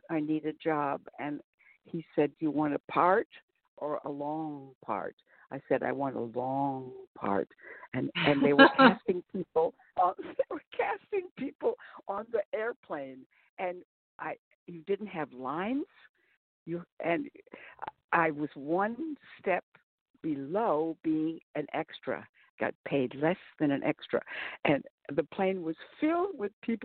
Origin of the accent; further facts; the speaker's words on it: Albert Lea, Minnesota, United States; now in Cardiff by the Sea, United States; I was from Albert Lea, Minnesota, which is 100 miles south of Minneapolis